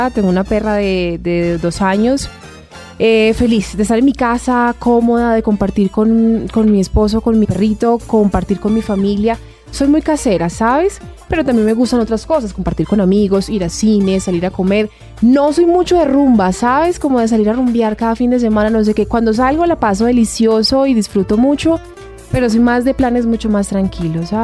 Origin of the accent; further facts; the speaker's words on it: Antioquia, Colombia; Bueno, amo profundamente como buena paisa los frijoles, me encantan muchísimo.